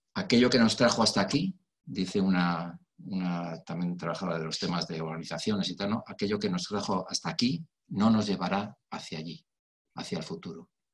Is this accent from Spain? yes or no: yes; Spain; mi país, en España